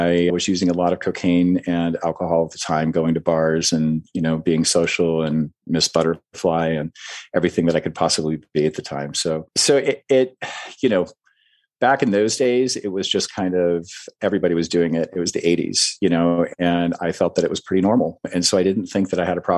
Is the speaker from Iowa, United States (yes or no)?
yes; Iowa, United States; I grew up in the Midwest in a very small farm town in Iowa